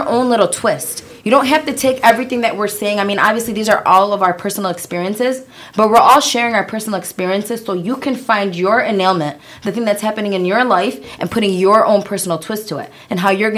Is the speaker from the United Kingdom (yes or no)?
no; Yemen; We're from Yemen